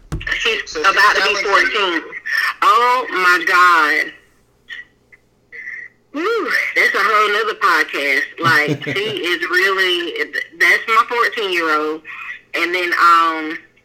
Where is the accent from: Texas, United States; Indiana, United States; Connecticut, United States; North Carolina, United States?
North Carolina, United States; Wilson; I am from Wilson, did not go to college